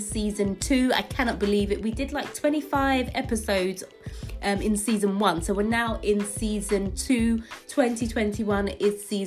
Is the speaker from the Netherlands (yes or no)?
no; London, United Kingdom; I'm from East London